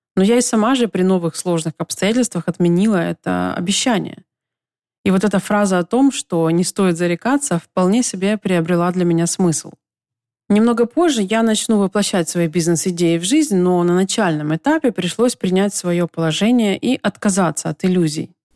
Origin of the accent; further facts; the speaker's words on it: Donetsk, Donetsk Oblast, Ukraine; moved away as an adult; also born or lived in Kyiv; В своем родном городе Донецке, где я прожила до 25 лет